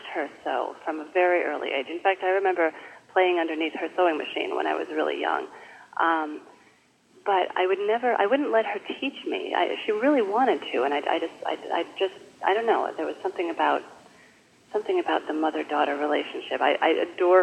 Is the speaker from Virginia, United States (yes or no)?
no; Madison, Wisconsin, United States; moved away as an adult; also born or lived in Seattle, Washington / Canada / Michigan; now in Brooklyn, United States; we settled in Madison, Wisconsin when I was in, I think, first grade, and my parents are still there